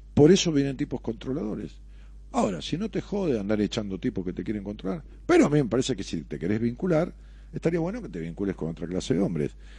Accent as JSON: {"language": "Spanish", "area": "La Matanza", "region": "Buenos Aires", "country": "Argentina", "said": "mi pueblo, de la, de la matanza"}